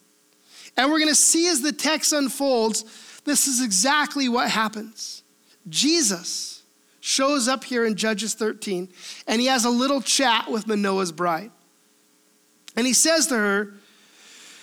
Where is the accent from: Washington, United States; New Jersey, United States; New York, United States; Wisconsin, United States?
Washington, United States; we are Washingtonians, right? Why are we Washingtonians? Because we are from Washington